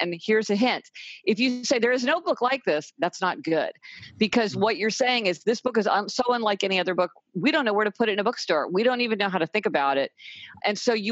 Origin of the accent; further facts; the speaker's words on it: Kansas City, Missouri, United States; now in New York City, United States; I live in New York City. I came from Kansas City, Missouri.